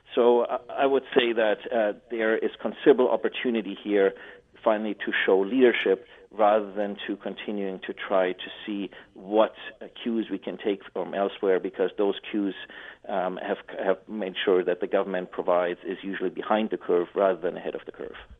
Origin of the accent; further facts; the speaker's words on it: Canada; as we like to do as Canadian as Canadians